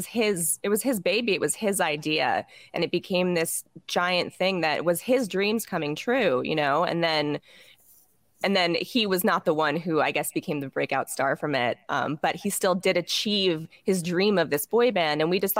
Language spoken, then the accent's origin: English; Las Vegas, Nevada, United States; born there; I was born in Las Vegas.